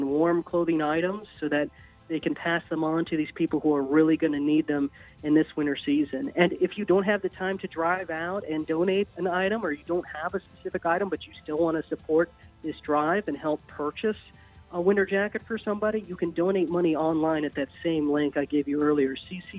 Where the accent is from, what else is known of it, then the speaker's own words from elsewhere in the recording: Virginia, United States; moved away as an adult; now in Eugene, United States; I was a radio host for a while back in my home state of Virginia.